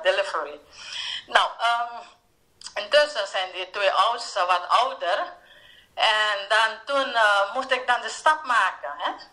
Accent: Paramaribo, Paramaribo District, Suriname; moved away as an adult; also born or lived in Curaçao / Sint Maarten / Saba / Netherlands; ik ben geboren in Suriname, Paramaribo. Ik ben een Surinaamse, een Javaanse afkomst

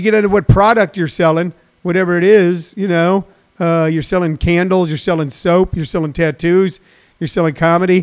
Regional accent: Missouri, United States; moved away; in Missouri, my home state, which I still deeply love and have so many wonderful friends there

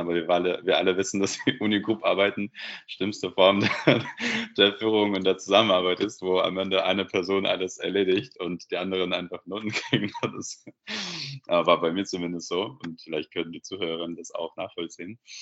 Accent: Belarus; German is a second language; moved away as an adult; now in Germany; ich komme ursprünglich aus Weißrussland, äh, Belarus, und bin in Deutschland seit circa zehn Jahren

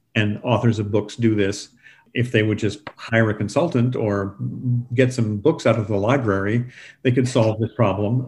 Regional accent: San Antonio, Texas, United States; high school where I grew up in San Antonio

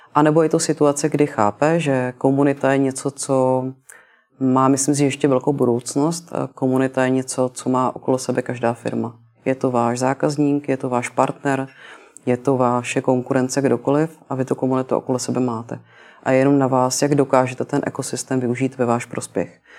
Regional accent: Prague, Czechia; jsem se narodila v Praze

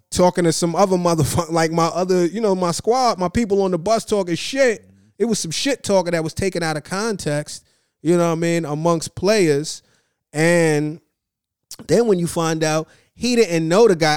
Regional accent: New York, United States; as a New Yorker

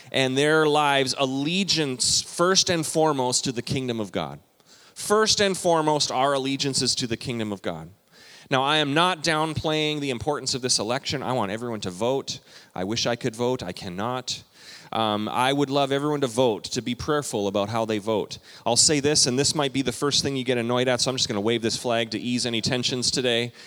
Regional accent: Canada; now in United States; I'm a Canadian citizen

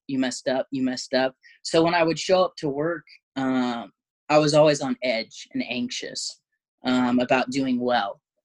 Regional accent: Southern Oregon, United States; now in Eugene, United States; I grew up in Southern Oregon, uh, which is like about three hours south from Eugene

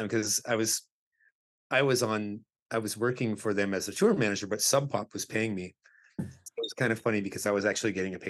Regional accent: Abbotsford, British Columbia, Canada; my pals that I grew up with in Abbotsford

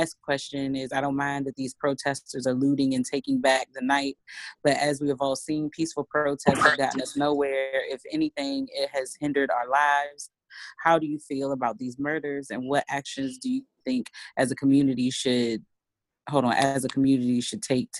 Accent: Canada; I was raised in Canada, and I absolutely love it.

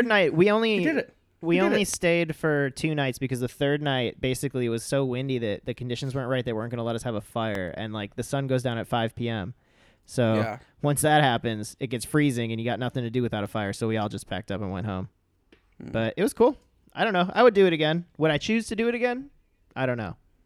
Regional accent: Chicagoland area, Illinois, United States; now in Los Angeles, United States; I normally go home to the Midwest, and you know, I'm from the, I'm from one area, and Ellen's not from too far. It's only an hour and 10 minutes away, so we gotta, you know, be scrambling all over the Chicagoland area the entire time

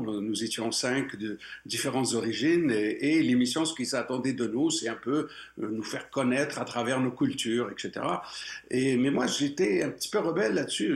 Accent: Morocco; moved away as an adult; now in Quebec, Canada; je suis né au Maroc et jusqu'à l'âge de 22 ans, j'étais j'étais bien chez moi

